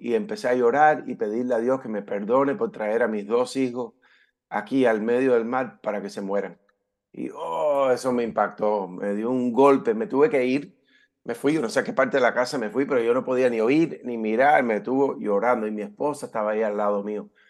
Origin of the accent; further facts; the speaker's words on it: California, United States; moved away as an adult; also born or lived in Havana, Cuba; now in Florida, United States; me crié aquí en Estados Unidos. Eh, directo de cuando aterrizamos, llegamos ahí a Cayo Hueso, al puerto, a la base naval, directamente nos fuimos a California, donde me crié y viví por 20 años